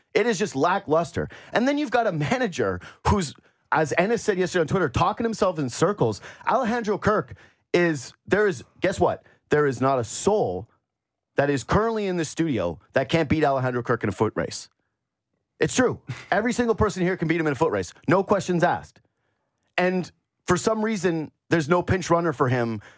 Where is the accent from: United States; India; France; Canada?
Canada; My mom's side basically founded Thunder Bay. We're as Canadian as it gets.